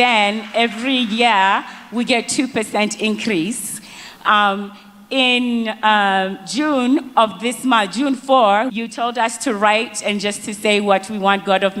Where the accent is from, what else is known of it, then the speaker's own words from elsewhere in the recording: Botswana; now in Atlanta, United States; I'm originally from Botswana, but I live in the US. I have family in UK